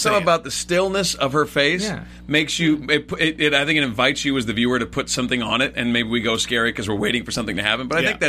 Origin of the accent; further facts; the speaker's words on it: West Coast, United States; growing up on the West Coast